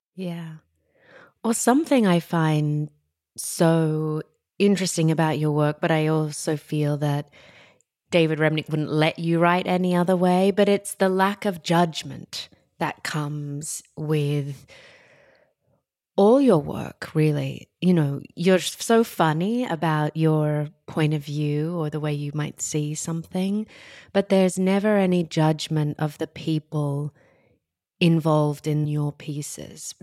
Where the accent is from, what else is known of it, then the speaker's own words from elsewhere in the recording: Australia; growing up in Australia